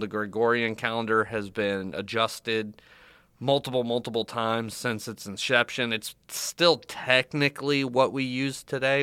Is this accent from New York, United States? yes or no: no; Florida, United States; born or raised there